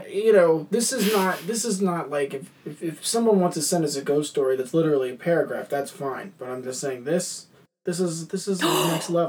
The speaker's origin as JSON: {"language": "English", "town": "Camden", "region": "Massachusetts", "country": "United States", "tie": "born or raised there", "said": "I was born and raised in Camden, Massachusetts, to a middle class family."}